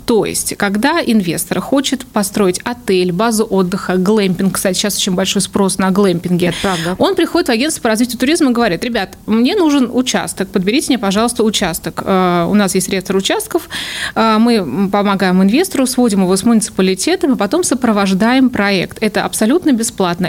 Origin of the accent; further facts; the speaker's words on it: Kaluga, Kaluga Oblast, Russia; also born or lived in United States; коренная калужанка, мои родители тоже из Калуги